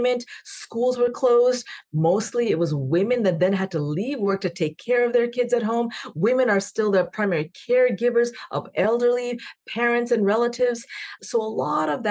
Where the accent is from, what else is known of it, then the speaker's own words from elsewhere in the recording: Canada; now in United States; I'm also Canadian